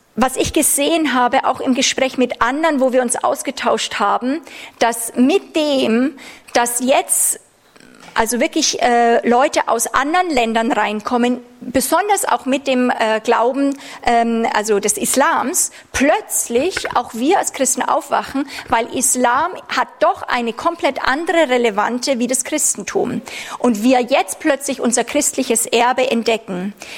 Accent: Germany; als Deutsche durften wir ja lange Jahre haben wir uns nicht wohlgefühlt, Deutschland zu sagen.

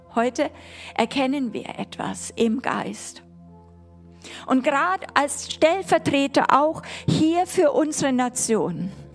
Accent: Germany; als Deutsche

